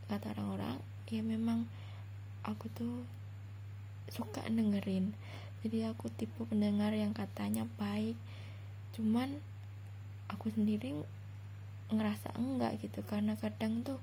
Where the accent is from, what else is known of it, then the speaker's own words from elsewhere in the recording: Central Java, Indonesia; nah terus aku tuh asal Jawa Tengah aku masih kuliah uh, semester 5